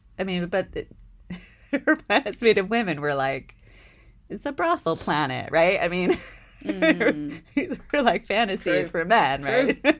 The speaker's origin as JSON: {"language": "English", "region": "East Coast", "country": "United States", "tie": "born or raised there", "said": "Though I grew up on the East Coast, a lot of people mistake me for a Californian because of my accent or my speech or whatever"}